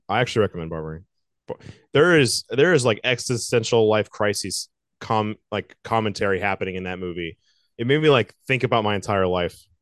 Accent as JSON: {"language": "English", "town": "Virginia Beach", "region": "Virginia", "country": "United States", "tie": "born or raised there", "also_born_or_lived": "Charleston", "said": "I'm always so big on the Virginia Beach breweries. It's my hometown"}